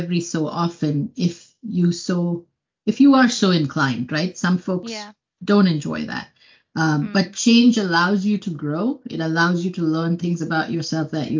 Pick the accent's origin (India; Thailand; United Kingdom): India; Mumbai, Maharashtra; moved away as an adult; now in United States; I came from Bombay, which is a big city in India.